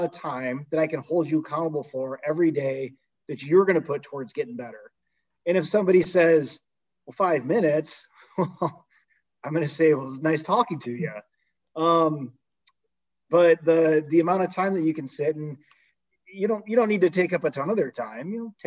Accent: Tecumseh, Michigan, United States; I'm from Tecumseh

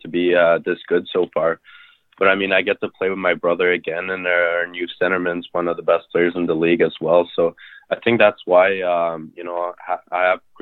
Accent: Saint-François-de-Madawaska, New Brunswick, Canada; I grew up in San Francois, New Brunswick. It's a small town, French town

